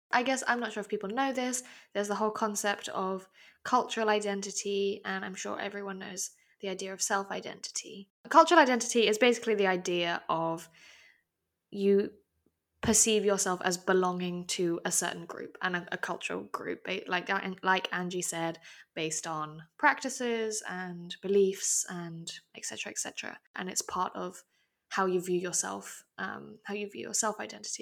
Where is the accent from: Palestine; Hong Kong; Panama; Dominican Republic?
Hong Kong; accent: very English; I was born and raised in Hong Kong